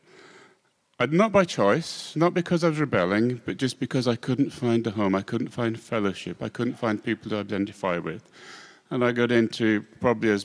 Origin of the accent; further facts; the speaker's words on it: Scotland, United Kingdom; I'm a Scotsman